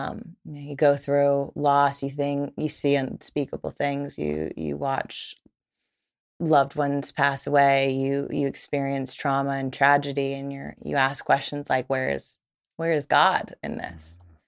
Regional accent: the Bible Belt, United States; I grew up in the Bible Belt, right?

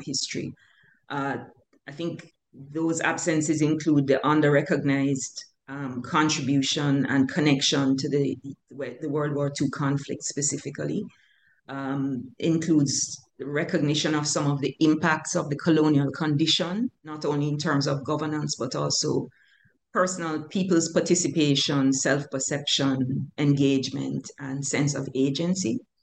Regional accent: Kingston, Jamaica; I grew up, I was born in Kingston, Jamaica.

